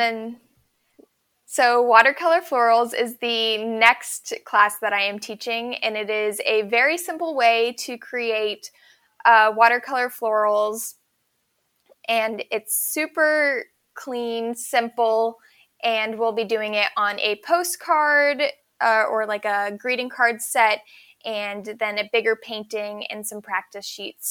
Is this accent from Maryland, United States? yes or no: yes; Ellicott City, Maryland, United States; I grew up in Maryland in a place called Ellicott City on a tiny little farm.